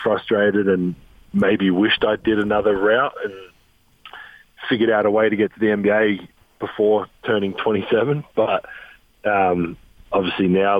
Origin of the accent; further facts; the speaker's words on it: Adelaide, South Australia, Australia; moved away as an adult; also born or lived in Europe; now in Utah, United States; Adelaide, my hometown